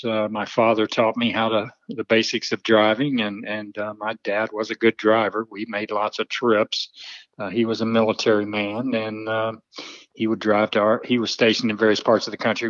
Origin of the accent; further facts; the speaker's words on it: Little Rock, Arkansas, United States; also born or lived in Benton, Arkansas; Barrow Road area. So grew up there, and then lived out in Southwest Little Rock for years, and then eventually moved out to Benton.